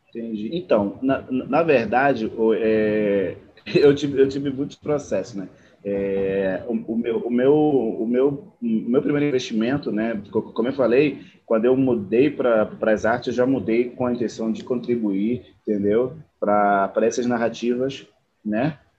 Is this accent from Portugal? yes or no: no; Angola; moved away as an adult; now in Brazil; É, eu sou de Angola, né? Eu moro no Brasil tem 14 anos eu vim para o Brasil para fazer faculdade de engenharia civil